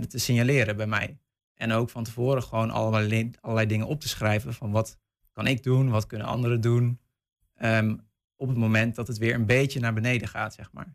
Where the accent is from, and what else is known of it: North Brabant, Netherlands; moved away